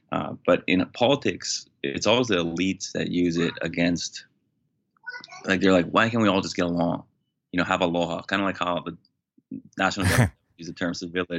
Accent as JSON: {"language": "English", "region": "Hawaii", "country": "United States", "said": "I'm Native Hawaiian."}